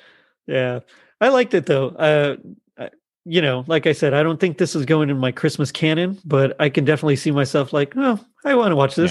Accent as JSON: {"language": "English", "region": "Texas", "country": "United States", "said": "I'm from Texas here"}